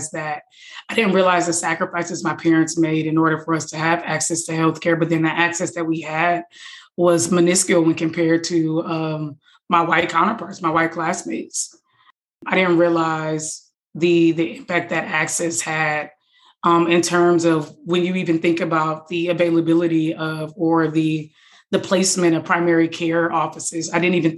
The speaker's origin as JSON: {"language": "English", "town": "Detroit", "region": "Michigan", "country": "United States", "tie": "born or raised there", "moved": "yes", "said": "I grew up in Detroit, so I'm from Detroit"}